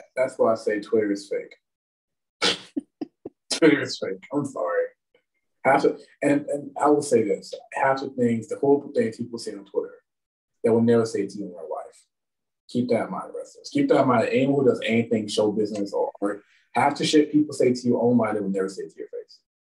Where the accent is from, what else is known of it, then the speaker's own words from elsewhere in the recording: Washington, Pennsylvania, United States; also born or lived in the South (US); I got back to my hometown. Well, I got into Washington, Pennsylvania